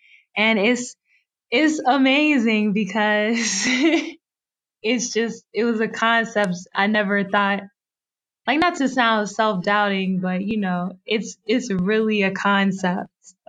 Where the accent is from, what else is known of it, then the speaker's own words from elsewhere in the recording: Keysville, Virginia, United States; moved away; also born or lived in Farmville, Virginia / Manassas, Virginia / Chapel Hill, North Carolina; So I'm from Keysville, Virginia. Well, I was born in Farmville, Virginia, but I feel that it's complicated. I feel like, you know, I lived in Keysville, Virginia. Me and my mom moved to Manassas, Virginia, and I graduated from the University of North Carolina at Chapel Hill.